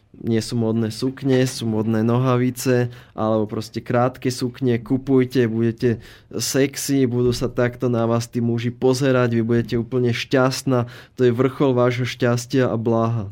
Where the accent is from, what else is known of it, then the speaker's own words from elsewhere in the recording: Slovakia; ten náš dobrý, dobrosrdečný slovenský duch